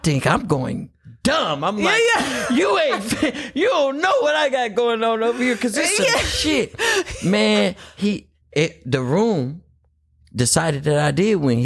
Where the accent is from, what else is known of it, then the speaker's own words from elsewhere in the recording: Oakland, California, United States; I'm from Oakland